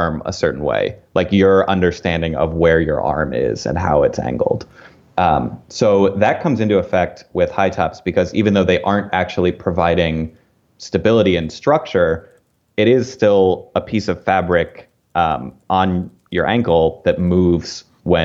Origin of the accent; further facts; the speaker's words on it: outside of Philadelphia, Pennsylvania, United States; I grew up outside of Philadelphia